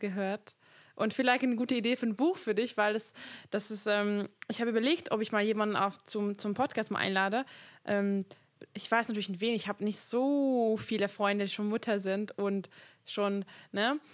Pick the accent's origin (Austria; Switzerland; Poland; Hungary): Hungary; now in Germany; ich komme aus Ungarn